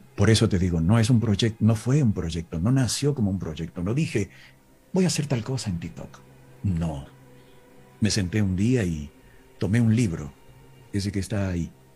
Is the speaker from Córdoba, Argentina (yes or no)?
yes; Villa Dolores, Córdoba, Argentina; born or raised there